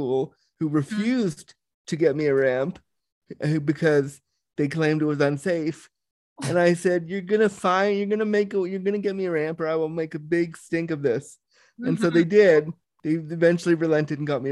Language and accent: English; Toronto, Ontario, Canada; also born or lived in Laguna, California; rushed home to live in the cold of Toronto